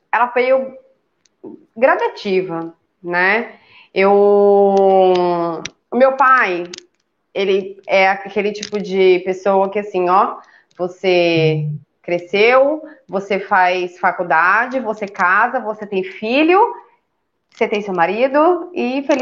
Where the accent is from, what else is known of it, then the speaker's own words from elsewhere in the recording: São Paulo, Brazil; eu sou natural de São Paulo, né? Eu nasci e fui criada em São Paulo a minha vida inteira.